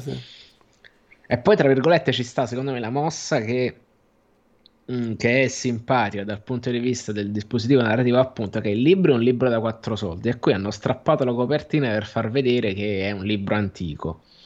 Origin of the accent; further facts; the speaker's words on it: Naples, Campania, Italy; sono io che sono napoletano